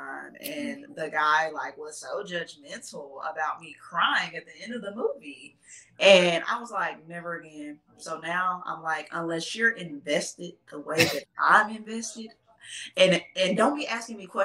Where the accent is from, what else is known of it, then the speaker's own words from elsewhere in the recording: Texas, United States; accent: Texas; my Texas accent